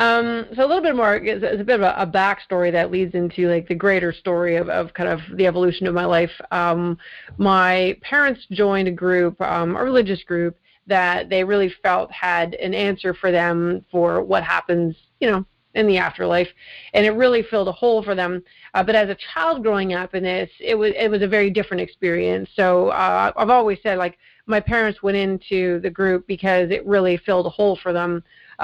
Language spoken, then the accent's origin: English; Winnipeg, Manitoba, Canada; also born or lived in Mississauga, Ontario; now in Burlington, Canada; I was born actually in Winnipeg, a great place to be from. No insult to Winnipeg. Half my family's moved back there again, so there's obviously a draw. But no, I grew up there for my formative years, and then I moved to Mississauga